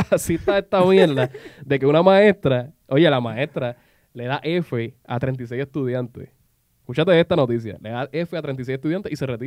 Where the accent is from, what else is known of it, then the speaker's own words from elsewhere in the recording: Toa Baja, Puerto Rico; Somos de Toabá, loco.